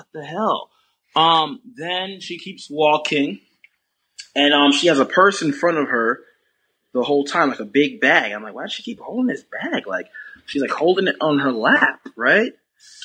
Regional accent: South Florida, United States; I'm from South Florida

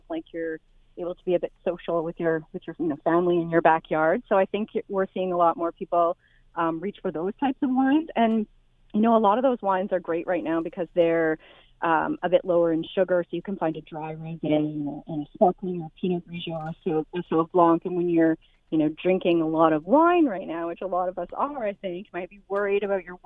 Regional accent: Niagara, Ontario, Canada; I actually used to make wine with my papa growing up because I grew up in Niagara.

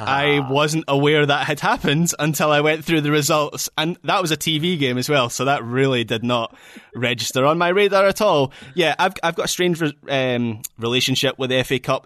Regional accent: Scotland, United Kingdom; as a Scot

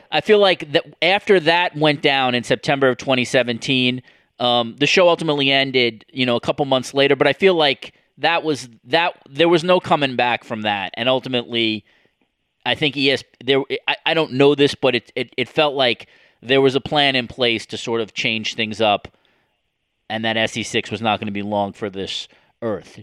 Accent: New York, United States; growing up in New York

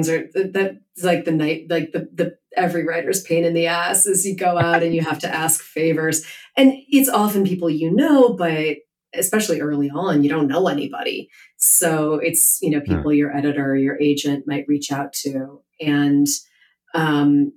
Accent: Chicago, Illinois, United States; I'm from Chicago.

